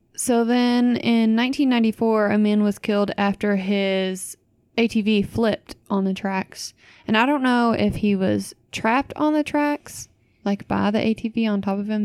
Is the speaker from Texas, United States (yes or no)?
no; Louisville area, Kentucky, United States; my hometown